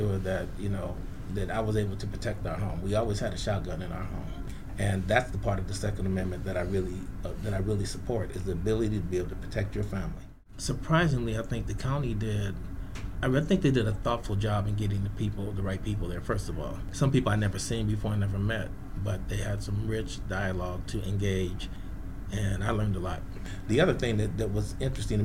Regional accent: San Francisco, California, United States; We grew up in San Francisco

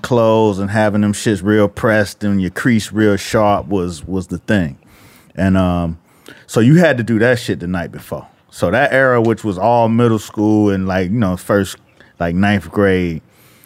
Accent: the South, United States; I'm from the South

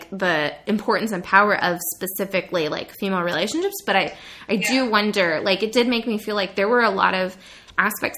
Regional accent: Monterey, California, United States; it does take place in my hometown

